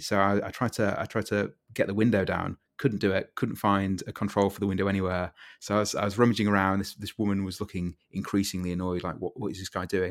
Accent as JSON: {"language": "English", "country": "United Kingdom", "said": "as a Brit"}